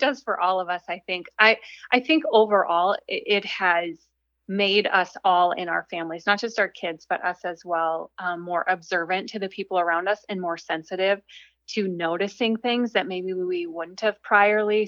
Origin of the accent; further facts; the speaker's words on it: Minnesota, United States; I'm from Minnesota, and so I grew up in a small town that was basically everyone looked like me